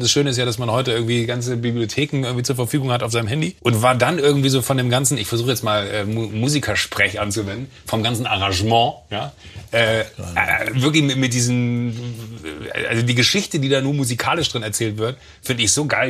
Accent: Mönchengladbach, North Rhine-Westphalia, Germany; now in Munich, Germany; ich bin auf dem Land groß geworden, da im, im Rheinland

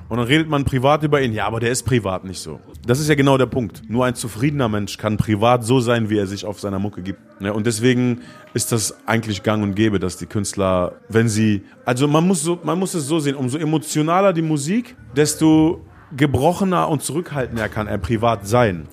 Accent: Gifhorn, Lower Saxony, Germany; in Gifhorn, wo ich groß geworden bin

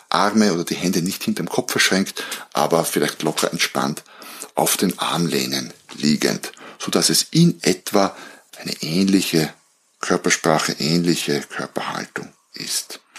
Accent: Austria; weil ich ehrlicherweise nicht so sehr als Österreicher, nicht so sehr in dieser Fußballwelt zu Hause bin.

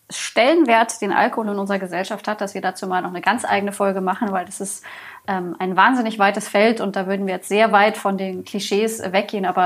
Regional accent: Bavaria, Germany; Also ich meine, ich komme hier aus Bayern, ähm, Bier ist ein Grundlebensmittel sozusagen.

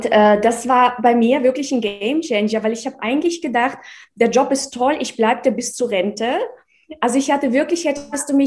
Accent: Russia; also born or lived in Czechoslovakia; now in Germany; Ich komme aus dem Osten. also in, in der Tschechoslowakei geboren, in Russland aufgewachsen, 1996 nach Deutschland übersiedelt.

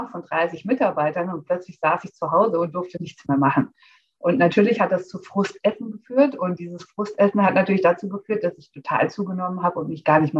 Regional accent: Hesse, Germany; Ich bin 41 Jahre alt, alleinerziehende Mama aus der Nähe von Frankfurt

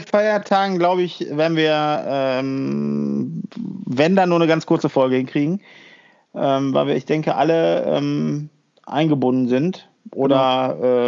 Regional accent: Germany; bei uns in Deutschland

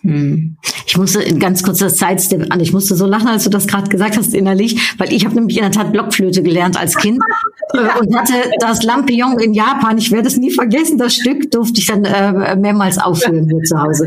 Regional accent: Germany; bin ich in Deutschland aufgewachsen, deutschsprachig

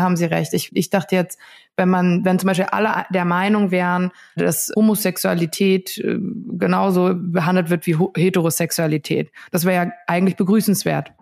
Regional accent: Ruhr area, North Rhine-Westphalia, Germany; Ich komme aus dem Ruhrgebiet

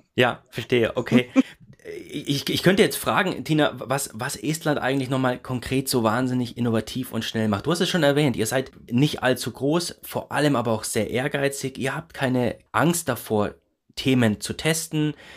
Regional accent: Erlangen, Bavaria, Germany; jetzt bin ich gebürtiger Erlanger

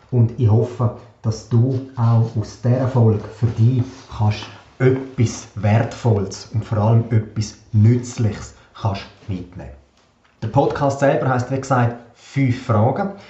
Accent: Davos, Graubünden, Switzerland; Ich bin aufgewachsen in Davos, Einzelkind, habe eine sehr behütete und eine sehr schöne Kindheit verbracht

